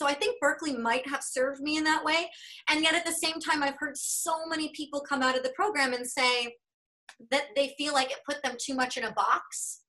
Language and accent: English; Denver, Colorado, United States; moved away as an adult; also born or lived in Los Angeles; now in Central Texas, United States; I spent, you know, my whole young life growing up in Denver.